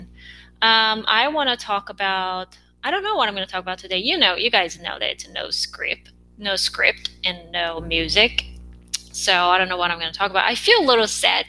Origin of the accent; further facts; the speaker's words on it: South Korea; English is a second language; moved away as an adult; now in United States; I grew up in Korea